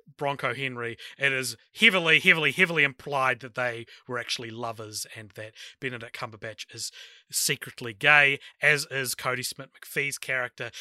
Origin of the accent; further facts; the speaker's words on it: New Zealand; my home country